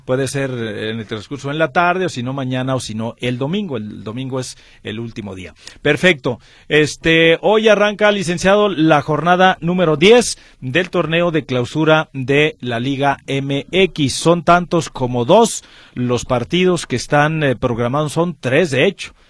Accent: Mexico; somos mexicanos

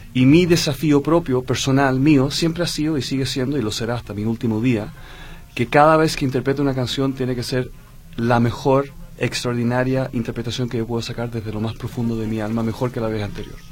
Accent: Santiago, Santiago Metropolitan, Chile; moved away; Yo soy holandés chileno. Okay. Mi madre es holandesa, mi padre era chileno.

